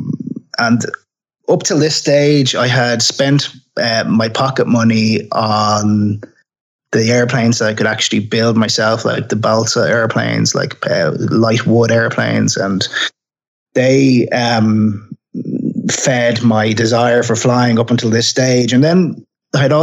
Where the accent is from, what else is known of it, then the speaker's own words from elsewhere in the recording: Dublin, Leinster, Ireland; I grew up in Dublin in Ireland.